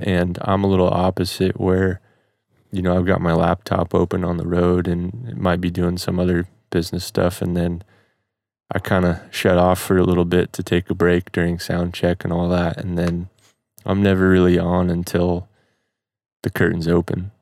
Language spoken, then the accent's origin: English; Midwest, United States; growing up in the Midwest